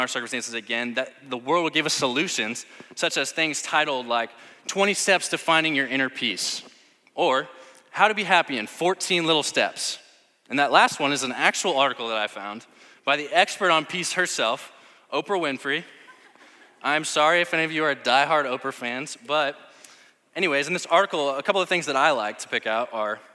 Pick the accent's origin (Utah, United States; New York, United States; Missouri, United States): Missouri, United States; St. Louis; I'm from St. Louis